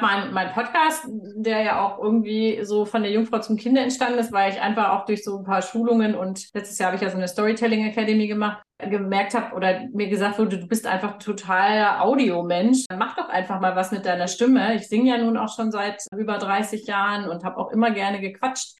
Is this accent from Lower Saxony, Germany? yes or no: yes; Hanover, Lower Saxony, Germany; now in Munich, Germany; ich bin in einem Stadtteil groß geworden in Hannover